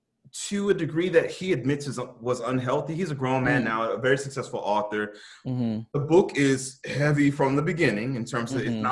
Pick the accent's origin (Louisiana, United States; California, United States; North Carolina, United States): Louisiana, United States; New Orleans; I grew up with them in New Orleans